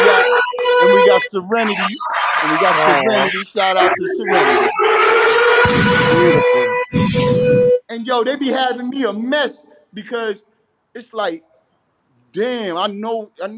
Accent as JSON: {"language": "English", "town": "Patchogue", "region": "New York", "country": "United States", "lives_now": "Bellport, United States", "said": "I live in Bellport right now, but I'm from Patchogue"}